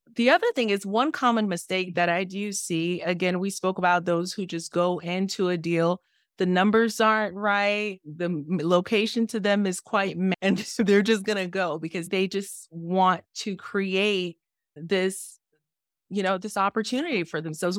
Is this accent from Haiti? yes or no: yes; Haiti; I'm the girl from Haiti